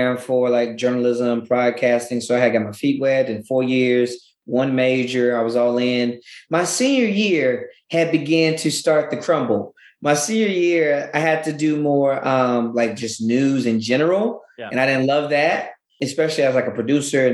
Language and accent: English; Louisiana, United States; moved away; also born or lived in Denton, Texas / China; I'm originally from Louisiana